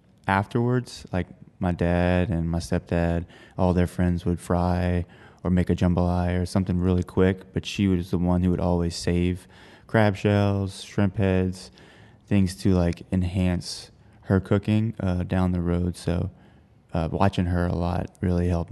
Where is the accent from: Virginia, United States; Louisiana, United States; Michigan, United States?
Louisiana, United States; Houma; I grew up in Houma, Louisiana, very close to multiple bayous